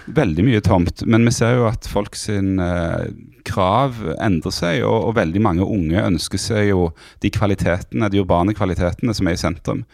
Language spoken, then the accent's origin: Norwegian; Stavanger, Rogaland, Norway; accent: Stavanger sociolect with hard consonants; also born or lived in Bergen / Monaco / Tananger; jeg vokste opp i, i Stavanger